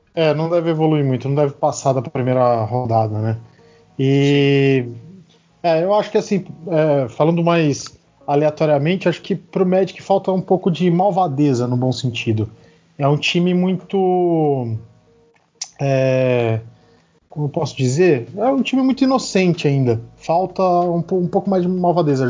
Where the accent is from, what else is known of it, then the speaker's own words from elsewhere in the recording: Brazil; eu sou um brasileiro que tenta falar inglês